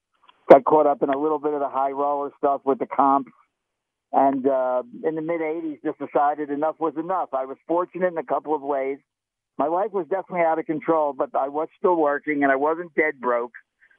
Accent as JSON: {"language": "English", "town": "Philadelphia", "region": "Pennsylvania", "country": "United States", "tie": "born or raised there", "said": "When I grew up in Philadelphia"}